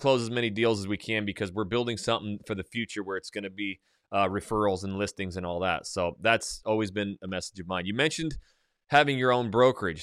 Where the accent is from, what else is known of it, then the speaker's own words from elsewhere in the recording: North Idaho, United States; I am very, you know, redneck, I come from North Idaho, hunting, shooting, fishing, it's just my life